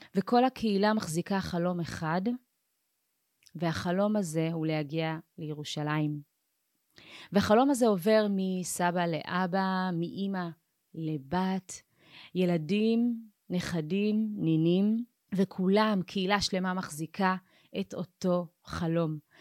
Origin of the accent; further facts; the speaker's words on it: Ethiopia; now in Israel; אני באופן אישי נולדתי באתיופיה